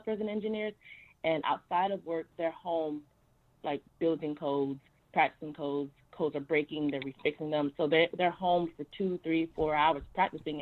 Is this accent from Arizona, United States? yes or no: no; Miami, Florida, United States; moved away; also born or lived in Harlem, New York; I'm originally from Miami.